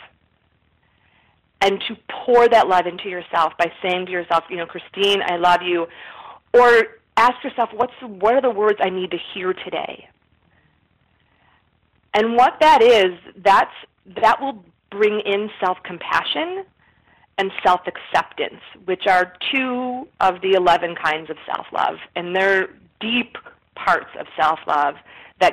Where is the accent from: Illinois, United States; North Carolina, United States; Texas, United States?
Illinois, United States; Chicago; I'm from Chicago.